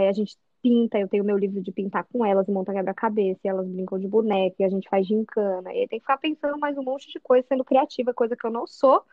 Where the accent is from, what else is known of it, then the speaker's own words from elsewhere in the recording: São José dos Campos, São Paulo, Brazil; moved away as an adult; Eu sou de São José dos Campos, interior de São Paulo, Vale do Paraíba